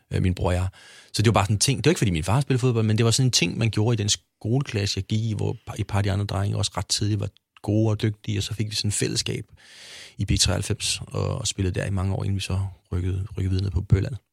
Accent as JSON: {"language": "Danish", "town": "Hyllinge", "region": "Zealand", "country": "Denmark", "tie": "born or raised there", "also_born_or_lived": "Copenhagen", "said": "vi flyttede jo fra København ned på landet til en lille by, der hed Hyllinge, som lå uden for Næstved"}